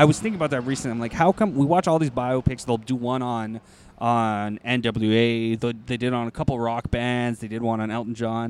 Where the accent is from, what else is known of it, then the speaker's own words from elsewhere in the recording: Toronto, Ontario, Canada; we're from Toronto